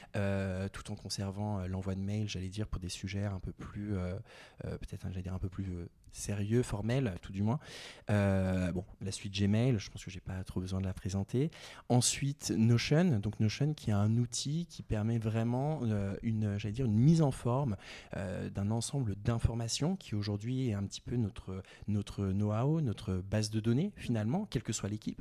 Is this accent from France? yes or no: yes; Val-d'Oise, Île-de-France, France; moved away as an adult; also born or lived in Réunion; j'ai grandi, euh, grandi dans le Val d'Oise